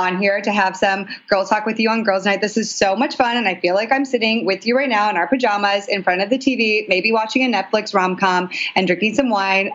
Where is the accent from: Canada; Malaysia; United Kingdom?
Canada; also born or lived in New York; now in Los Angeles, United States; I was born in Canada